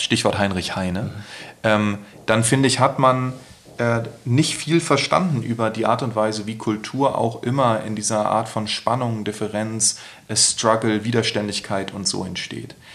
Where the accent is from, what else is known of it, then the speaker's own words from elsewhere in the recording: Berlin, Germany; im Friedrichshain, wo ich groß geworden bin